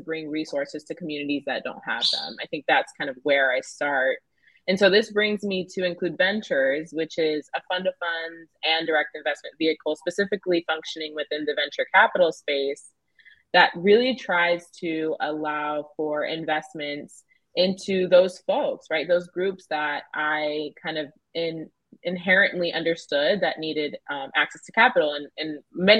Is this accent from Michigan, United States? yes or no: no; Southern Georgia, United States; I grew up in Southern Georgia